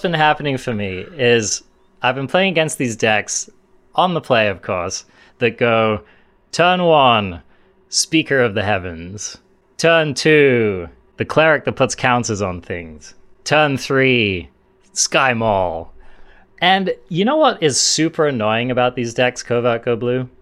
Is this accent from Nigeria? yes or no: no; England, United Kingdom; being English